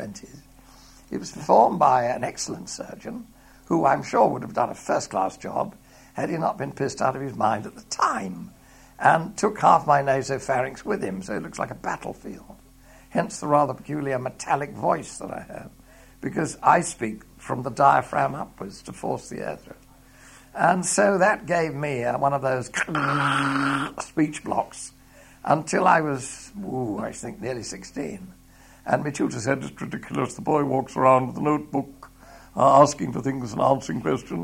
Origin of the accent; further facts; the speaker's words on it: Watford, East of England, United Kingdom; I was born in Watford